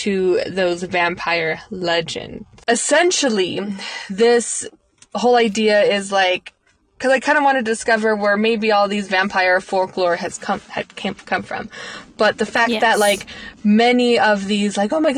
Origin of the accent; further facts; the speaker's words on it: United States; I am an ignorant American